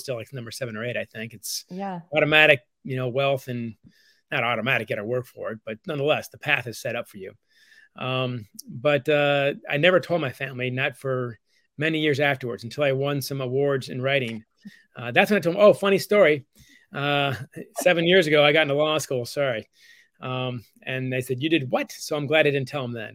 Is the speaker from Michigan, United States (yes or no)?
yes; Ann Arbor, Michigan, United States; Born and raised in Ann Arbor, Michigan